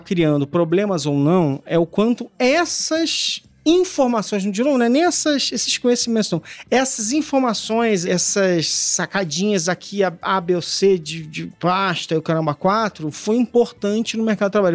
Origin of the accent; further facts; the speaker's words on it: Brazil; a gente cresceu no Brasil